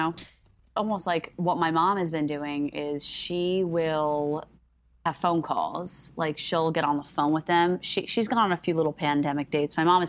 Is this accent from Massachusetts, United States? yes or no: no; New Jersey, United States; It's because I'm from Jersey.